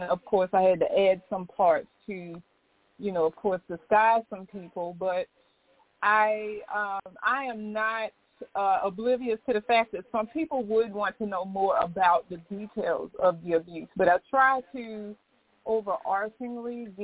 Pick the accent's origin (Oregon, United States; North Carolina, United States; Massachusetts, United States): North Carolina, United States; moved away as an adult; now in Baltimore, United States; I'm originally from North Carolina